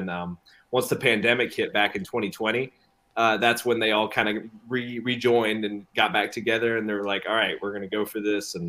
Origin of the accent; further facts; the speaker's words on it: Greenville, South Carolina, United States; I'm from Greenville, South Carolina.